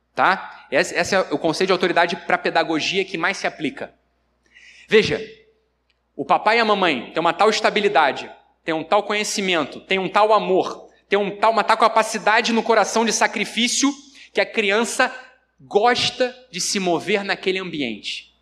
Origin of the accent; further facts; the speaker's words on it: Rio de Janeiro, Brazil; Eu sou carioca